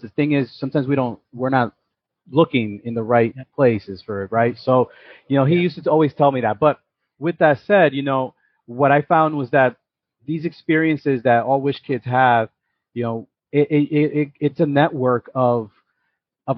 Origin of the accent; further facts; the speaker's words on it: New York City, New York, United States; also born or lived in Yonkers; I was born and raised in the Bronx.